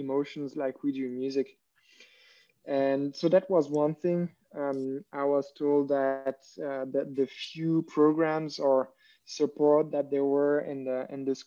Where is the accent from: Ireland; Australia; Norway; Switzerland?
Switzerland; English is a second language; moved away as an adult; also born or lived in Germany; now in Berlin, Germany; I'm originally from Switzerland, based in Germany.